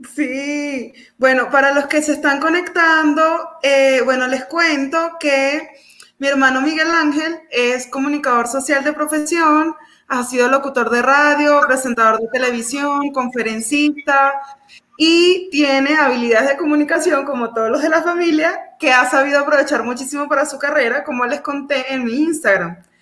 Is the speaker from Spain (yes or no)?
no; Venezuela; now in Colombia; nosotros los venezolanos